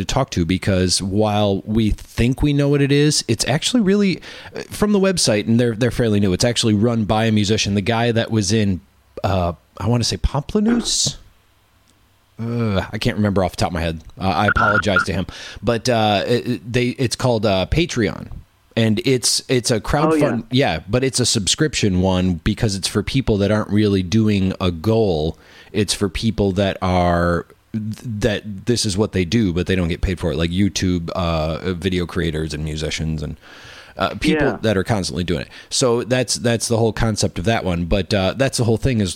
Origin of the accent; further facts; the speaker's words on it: Wisconsin, United States; I'm from Wisconsin